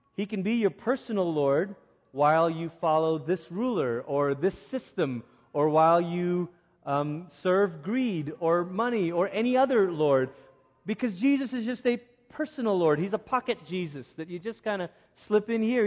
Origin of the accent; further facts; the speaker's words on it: Malaysia; moved away; growing up in Malaysia, I was part of one of those youth groups